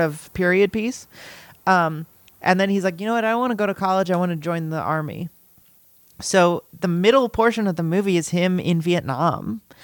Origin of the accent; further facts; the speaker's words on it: Los Angeles, California, United States; moved away; I grew up in Los Angeles